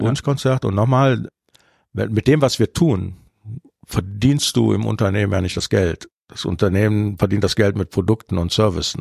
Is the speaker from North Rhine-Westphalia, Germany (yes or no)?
yes; Cologne, North Rhine-Westphalia, Germany; ich bin ja in Köln geboren. Das heißt, früher war Rosenmontagszug Pflicht